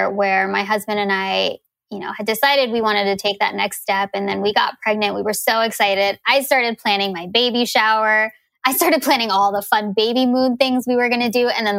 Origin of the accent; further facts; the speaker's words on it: United States; now in Seattle, United States; being Indian, but born in America.